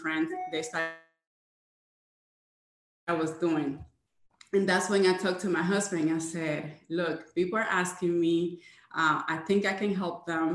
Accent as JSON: {"language": "English", "town": "Jacksonville", "region": "Florida", "country": "United States", "said": "I am from Jacksonville, Florida."}